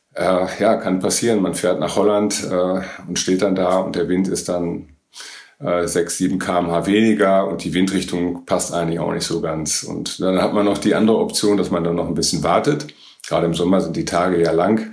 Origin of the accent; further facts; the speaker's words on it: Northern Germany, Germany; bei uns in Norddeutschland